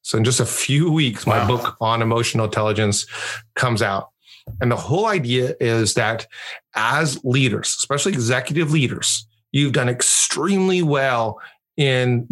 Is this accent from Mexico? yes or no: yes; Mexico; my best friend growing up in Mexico was this guy named Ricardo